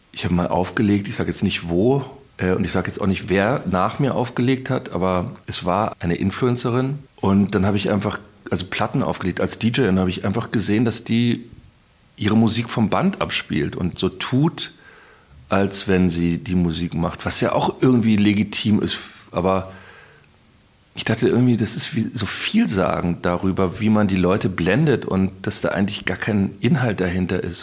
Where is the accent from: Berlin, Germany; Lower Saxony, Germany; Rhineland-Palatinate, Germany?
Berlin, Germany; ich komme ja aus Berlin und ich komme ja aus der Gegend